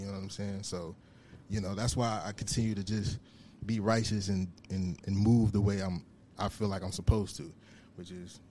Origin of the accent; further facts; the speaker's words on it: United States; growing up where I grew up in the South Side